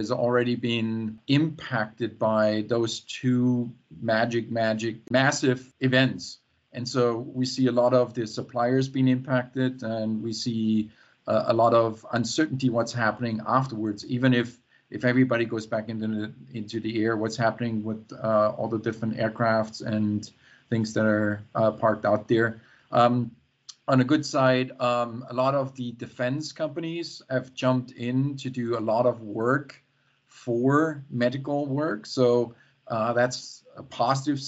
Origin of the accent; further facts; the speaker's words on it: near Stuttgart, Baden-Württemberg, Germany; now in Seattle, United States; I'm right now in Germany, in my hometown that I grew up with, and close to the Black Forest, close to Stuttgart